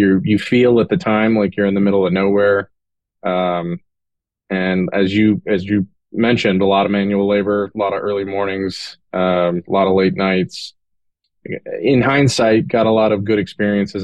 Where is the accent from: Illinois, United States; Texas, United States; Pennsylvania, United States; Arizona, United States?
Texas, United States; Corsicana; I was born in Corsicana, Texas. Actually not even in Corsicana. It was outside of Corsicana, on a ranch between two small towns